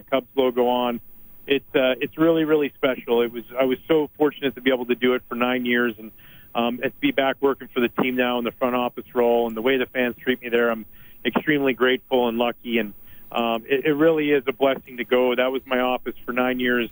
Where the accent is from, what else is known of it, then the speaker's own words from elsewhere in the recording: Gibsons, British Columbia, Canada; it was a treat growing up in Gibson's where obviously the Beachcombers was filmed